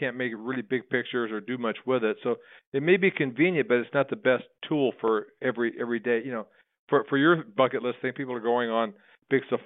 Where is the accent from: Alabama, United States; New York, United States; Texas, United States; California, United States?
Texas, United States; Winnsboro; now in Austin, United States; When I grew up in East Texas, a small town called Winsboro